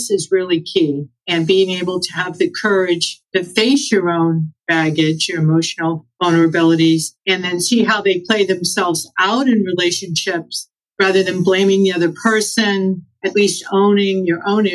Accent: Los Angeles, California, United States; I'm from Los Angeles

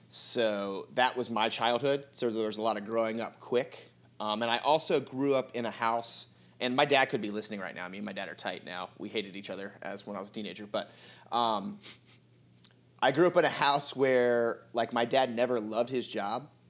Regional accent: Outer Banks, North Carolina, United States; I grew up on the Outer Banks. I'm born and raised right here

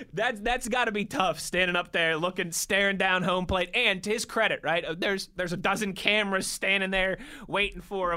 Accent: Pittsburgh, Pennsylvania, United States; born or raised there

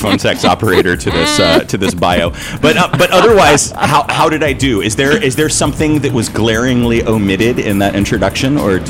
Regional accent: Orlando, Florida, United States; now in San Francisco, United States; I grew up in Orlando.

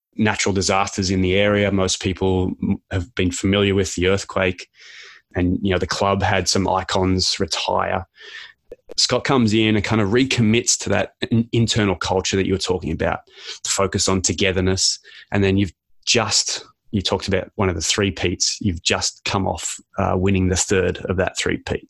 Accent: Canberra, Australian Capital Territory, Australia; now in Canada; I was born in Canberra

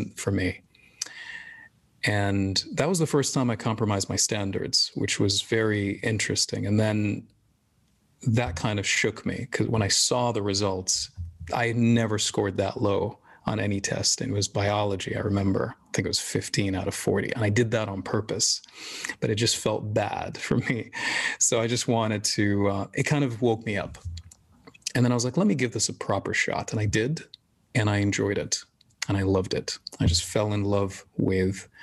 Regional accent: Jeddah, Makkah Province, Saudi Arabia; also born or lived in Syria / Sudan / London; I grew up in Saudi. I mean, I was born in Syria, moved to Saudi 3 months later

